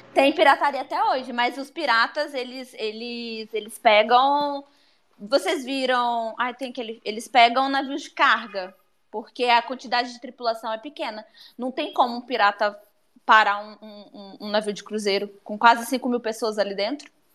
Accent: São Mateus, Espírito Santo, Brazil; eu sou de São Mateus

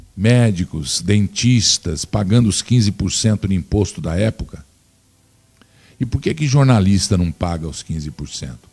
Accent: Brazil; Nós somos brasileiros

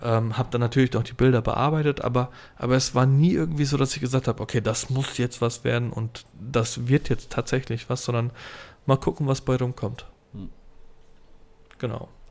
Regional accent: Gernsheim, Hesse, Germany; ich komme aus Gernsheim

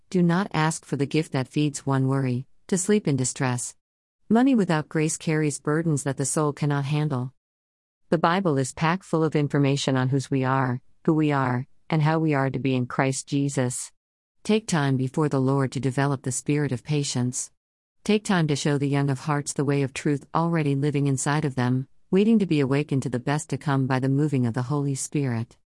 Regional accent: Jamaica; first language Jamaican Patois; moved away; My home country boasts numerous sayings, words with expressive meanings most often hard to explain in the bare English language

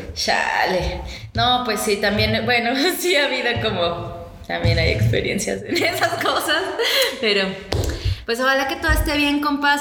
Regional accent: Mexico; viajando a otros estados de nuestro México querido

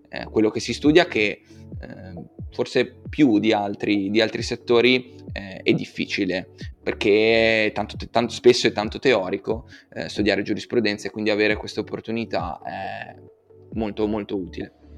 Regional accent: Genoa, Liguria, Italy; come genovese

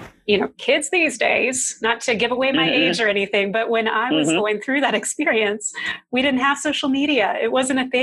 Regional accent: Kentucky, United States; I'm from a small town in Kentucky. And when I was growing up as a kid, my dream was to be a Disney animator

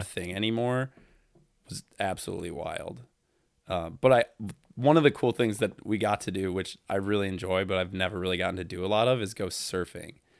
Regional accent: Toledo, Ohio, United States; I'm from Toledo, Ohio

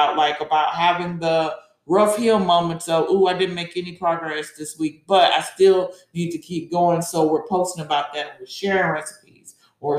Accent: Georgia, United States; I'm from Georgia.

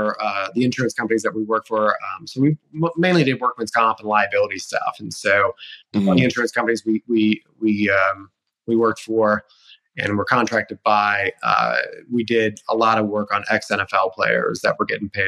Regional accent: Illinois, United States; moved away as an adult; also born or lived in Colorado; I originally grew up in Illinois, just a little town about an hour south of Chicago called Moments

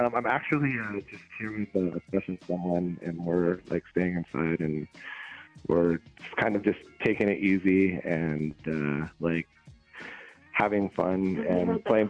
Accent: Oakland, California, United States; moved away as an adult; now in Las Vegas, United States; I'm here in Las Vegas, actually, with a 510 area code. Originally from Oakland, but I've been in Vegas for 12 years.

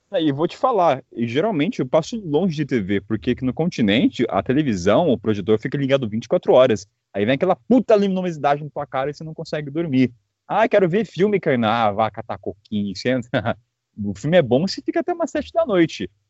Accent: Belo Horizonte, Minas Gerais, Brazil; tenho 23 anos e sou natural de BH, Minas Gerais.

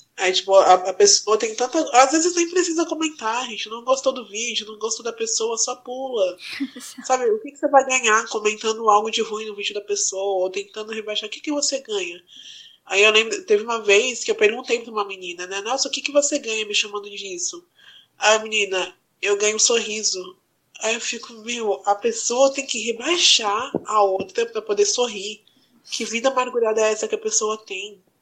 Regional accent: Guarulhos, São Paulo, Brazil; eu nasci no Estela Mares em Guarulhos

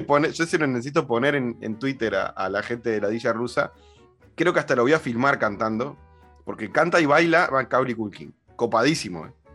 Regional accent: Uruguay; los uruguayos hablamos en un español como muy para dentro

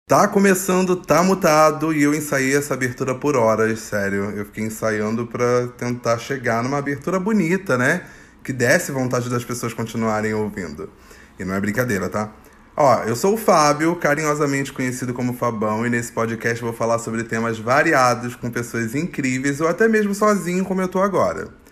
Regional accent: Rio de Janeiro, Brazil; Eu nasci no Complexo do Alemão

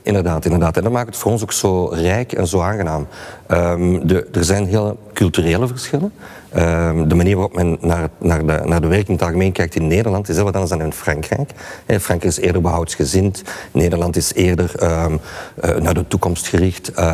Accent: Belgium; wij als Belgen

